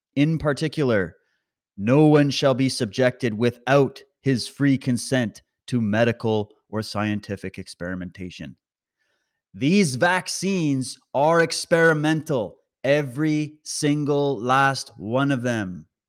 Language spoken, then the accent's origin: English; Alberta, Canada; I was born in Alberta. I got Alberta blood in me.